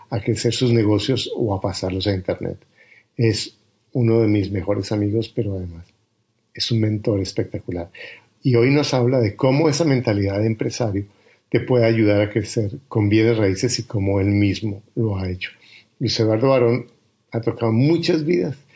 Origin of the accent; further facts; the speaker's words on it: Canada; soy de Canadá y soy empresario